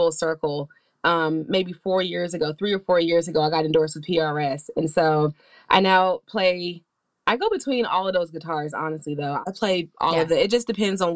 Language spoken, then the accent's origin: English; Atlanta, Georgia, United States; I'm from Atlanta and I grew up in the South